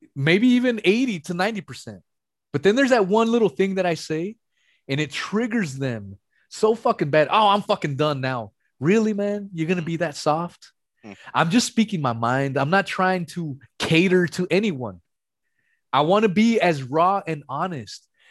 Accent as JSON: {"language": "English", "region": "West Coast", "country": "United States", "said": "I'm from the West Coast"}